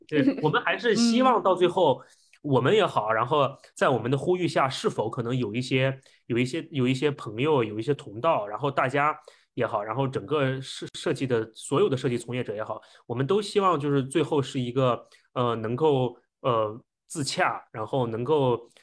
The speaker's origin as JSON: {"language": "Chinese", "country": "China", "said": "我们中国人本身骨子里的一些思考模式和特性"}